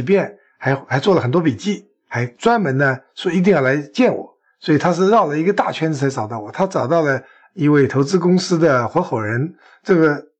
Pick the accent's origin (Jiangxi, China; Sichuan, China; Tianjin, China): Sichuan, China; 那么多各路英雄豪杰都到我们嗯老家来，这一起来参与这样的一个盛举。让我们老家蓬荜生辉。